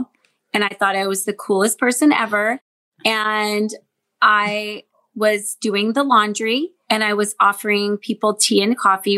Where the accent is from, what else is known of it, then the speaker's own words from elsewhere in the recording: Seattle, Washington, United States; I grew up in Seattle, Washington.